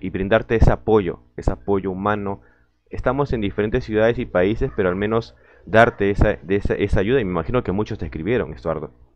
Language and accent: Spanish; Peru; saludos de Lima, Perú también, uno, un compatriota